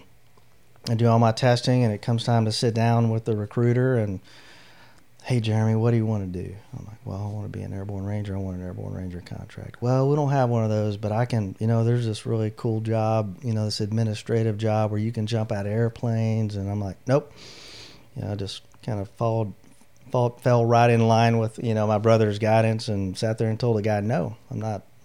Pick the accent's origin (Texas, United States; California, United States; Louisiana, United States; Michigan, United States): Texas, United States; Henderson; moved away as an adult; I was born and raised in Henderson, went to high school there and graduated.